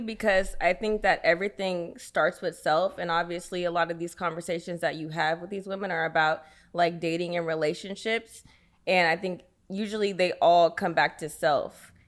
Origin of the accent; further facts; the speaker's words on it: Sacramento, California, United States; I'm from Sacramento, California.